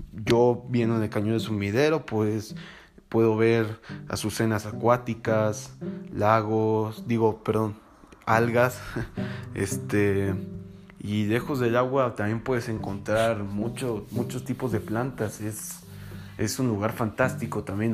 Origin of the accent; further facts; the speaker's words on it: Tuxtla Gutiérrez, Chiapas, Mexico; moved away; yo soy de Tuxtla Gutiérrez, Chiapas